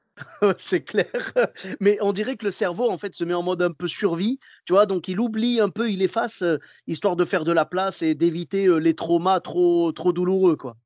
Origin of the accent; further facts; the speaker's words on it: Clermont-Ferrand, Auvergne-Rhône-Alpes, France; now in Bordeaux, France; je suis de Clermont-Ferrand à la base